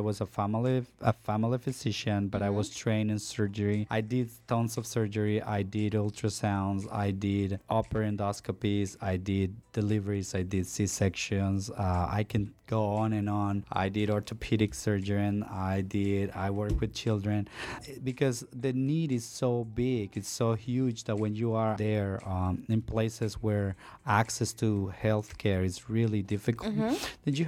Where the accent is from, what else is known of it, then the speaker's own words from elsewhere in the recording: Honduras; English is a second language; now in United States; for all of you that has come from another country, and know what it is to acclimate to the United States, you will understand. I grew up in a very poor place, and for me, it was a privilege to be able to learn a new language.